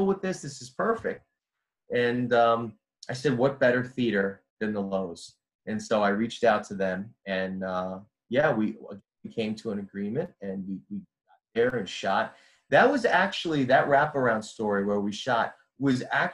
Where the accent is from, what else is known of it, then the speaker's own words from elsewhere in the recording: Jersey City, New Jersey, United States; I grew up in Jersey City